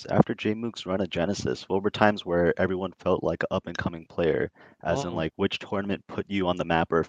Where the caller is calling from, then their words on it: New York City, New York, United States; So I'm calling from New York City.